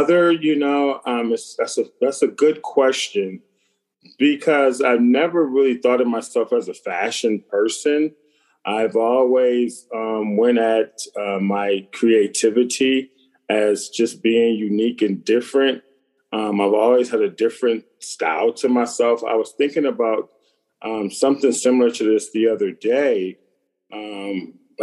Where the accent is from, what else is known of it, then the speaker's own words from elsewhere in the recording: Buffalo, New York, United States; where I'm from in Buffalo, New York, there's always a corner store